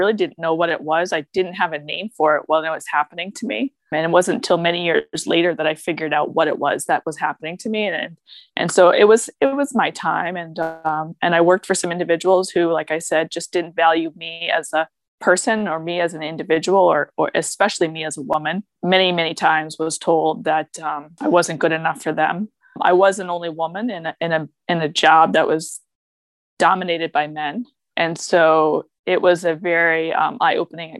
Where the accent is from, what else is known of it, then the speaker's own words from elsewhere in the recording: New Hampshire, United States; moved away as an adult; now in Connecticut, United States; I grew up in New Hampshire